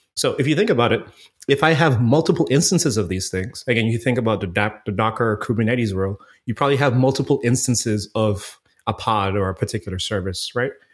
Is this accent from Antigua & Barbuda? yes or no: yes; Antigua & Barbuda; moved away as an adult; now in Fort Lauderdale, United States; born and raised in Antigua, man. I lived in the Caribbean until I was about nineteen years old and, you know, came to Florida for school